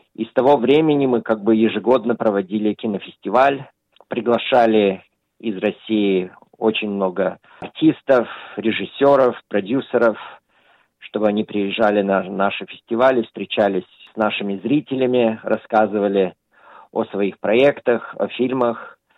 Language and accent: Russian; Australia; когда я рос, в Австралии часто проходились советские кинофестивали